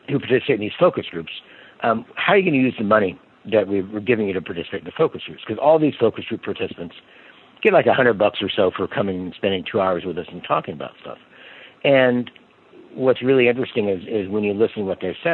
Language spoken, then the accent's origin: English; Kansas City, United States; now in Alexandria, United States; I grew up in Kansas City, so I still consider myself a Kansan at root.